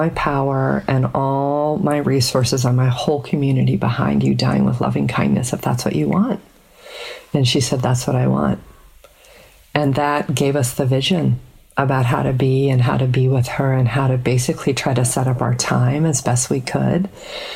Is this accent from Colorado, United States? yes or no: yes; Colorado, United States; we grew up in Colorado